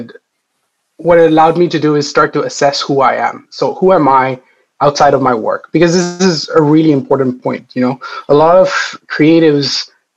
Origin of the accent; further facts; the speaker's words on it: India; now in Ireland; I come from India, which is very vibrant and wild and chaotic